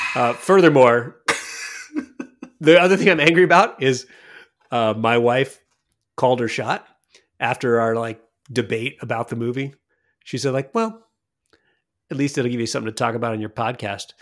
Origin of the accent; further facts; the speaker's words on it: Montana, United States; when I grew up in Montana, I live with the Crow Indians